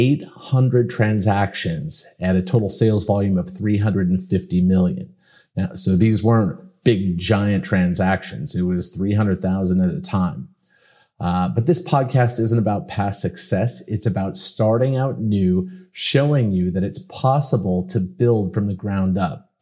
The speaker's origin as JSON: {"language": "English", "town": "Pasadena", "region": "California", "country": "United States", "tie": "born or raised there", "moved": "yes", "lives_now": "Miami, United States", "said": "I was born in Pasadena, California"}